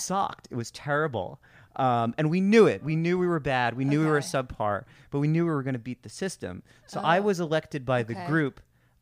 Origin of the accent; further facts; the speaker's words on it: Long Island, New York, United States; I grew up in New York, on Long Island is where I grew up